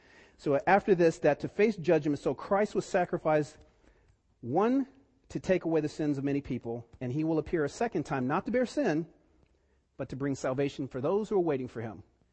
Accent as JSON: {"language": "English", "town": "East Cleveland", "region": "Ohio", "country": "United States", "tie": "born or raised there", "said": "I grew up in East Cleveland, and, you know, it was a time when, you know, I didn't grow up with my dad"}